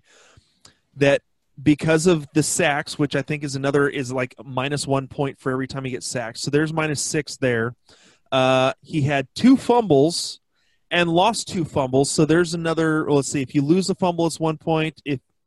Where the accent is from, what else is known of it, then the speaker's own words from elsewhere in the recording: Seattle, Washington, United States; We're born and raised in Seattle